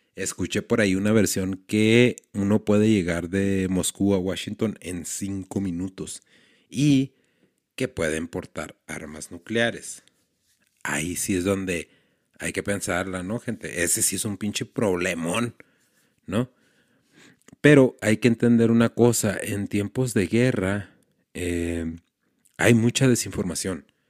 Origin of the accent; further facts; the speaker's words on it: Ciudad Juárez, Chihuahua, Mexico; somos de Juárez